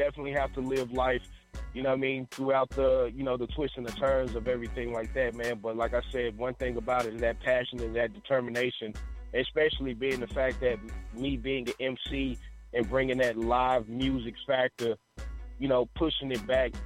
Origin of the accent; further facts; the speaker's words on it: Dallas, Texas, United States; now in Northern California, United States; I'm originally from South Dallas, Texas